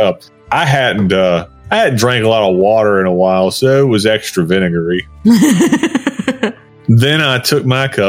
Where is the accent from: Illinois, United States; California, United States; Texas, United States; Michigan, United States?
Texas, United States; I may have Welsh heritage, but I was born in Texas